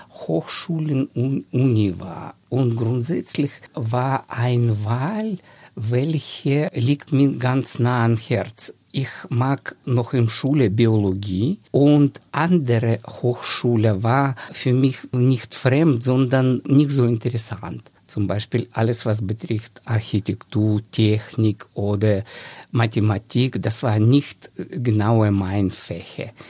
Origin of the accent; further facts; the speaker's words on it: Dnipro, Dnipropetrovsk Oblast, Ukraine; German is a second language; Ursprünglich ich stamme aus der Ukraine. Das ist alle meine Verwandte, auch Ukrainer. Und ich habe aufgewachsen in einer schönen Stadt. Jetzt heißt diese Stadt Dnipro.